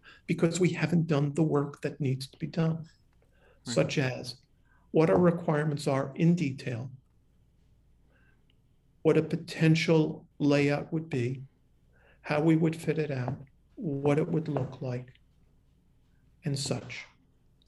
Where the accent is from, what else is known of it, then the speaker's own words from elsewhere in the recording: New York City, New York, United States; I'm a New Yorker